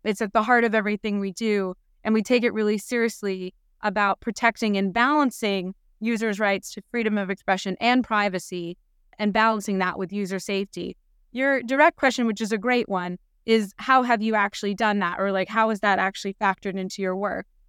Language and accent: English; United States; now in United Kingdom; I, I'm American originally